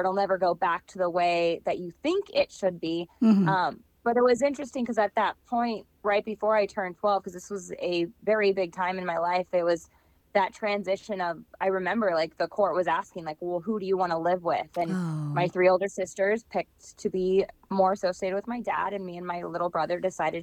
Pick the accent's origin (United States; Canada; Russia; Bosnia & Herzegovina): United States; Valley Center, California; moved away as an adult; also born or lived in La Jolla, California / New York City; now in Minnesota, United States; I was born at Scripps Hospital, which is in La Jolla. Although most of my life I was in it's much bigger now, but it's called Valley Center. So Southern California